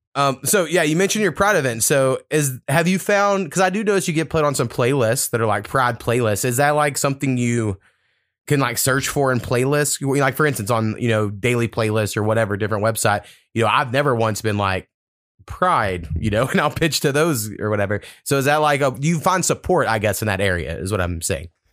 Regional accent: United States; moved away; I grew up, like, four miles from the Texas border, um, which is where my hometown's at.

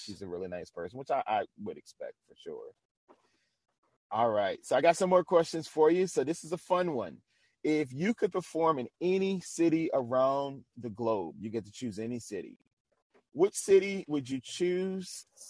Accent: New Orleans, Louisiana, United States; moved away; I'm originally from New Orleans.

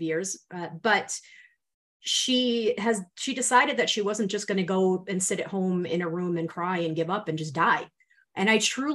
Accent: Rhode Island, United States; accent: New England; I'm from Rhode Island.

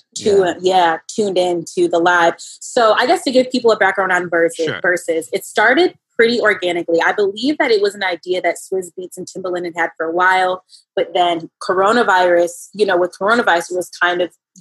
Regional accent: Buffalo, New York, United States; also born or lived in Long Beach, California; now in Los Angeles, United States; I grew up in Buffalo, New York, very cold. but I was born in Long Beach, California.

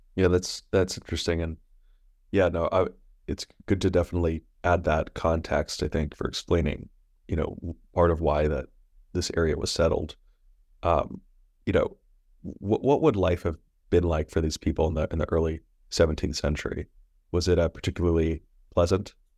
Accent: New York, United States; As a New Yorker

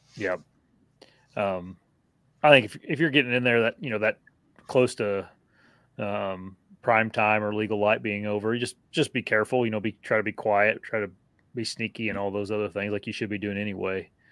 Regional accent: Wisconsin, United States; accent: northern; my northern accent. Wisconsin.

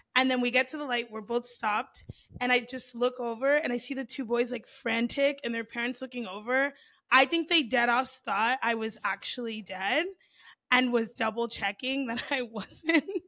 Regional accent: South Florida, United States

